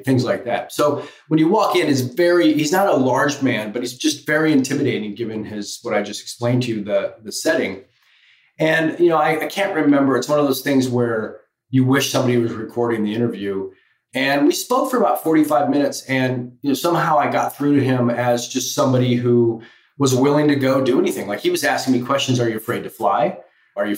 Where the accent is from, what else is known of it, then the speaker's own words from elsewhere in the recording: Colorado, United States; moved away as an adult; also born or lived in Michigan / Paris / Los Angeles; I grew up in Colorado.